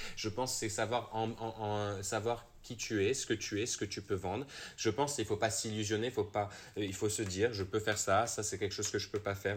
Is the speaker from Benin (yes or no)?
no; Morocco; moved away as an adult; also born or lived in England / France; j'ai quatre passeports, mais tu sais, comme tout le monde, j'ai été élevé au Maroc